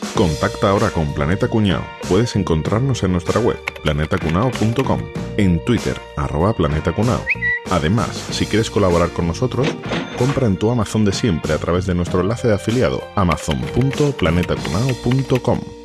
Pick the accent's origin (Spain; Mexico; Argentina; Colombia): Spain; Andalusia; nosotros que somos andaluces la mayoría